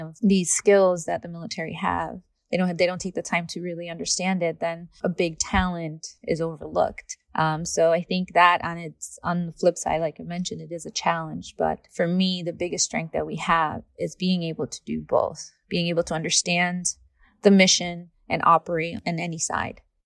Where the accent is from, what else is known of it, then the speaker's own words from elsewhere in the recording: Rhode Island, United States; moved away as an adult; also born or lived in California; I'm originally from Rhode Island